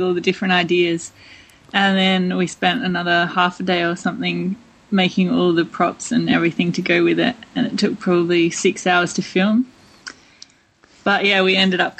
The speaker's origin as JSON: {"language": "English", "country": "Australia", "said": "being Australian"}